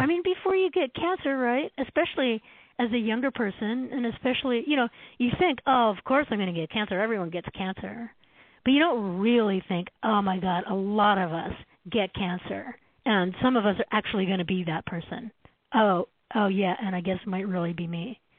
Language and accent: English; Canada; now in United States; So as a Canadian, I came down to the States in the 1990s